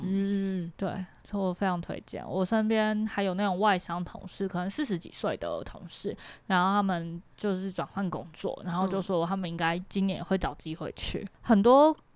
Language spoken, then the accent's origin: Chinese; Matsu, Lienchiang County, Taiwan; moved away; 因为我毕竟是在马祖长大嘛。